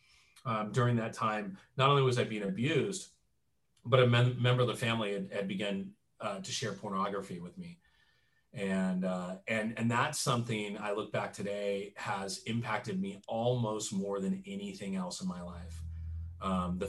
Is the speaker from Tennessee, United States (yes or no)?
no; Southern California, United States; I grew up in Southern California, the heart of, you know, the Jesus movement